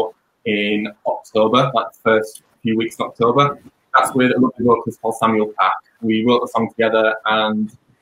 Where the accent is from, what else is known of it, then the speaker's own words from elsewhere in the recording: Leeds, Yorkshire and the Humber, United Kingdom; now in Hull, United Kingdom; I'm originally from Leeds, but I'm currently living in Hull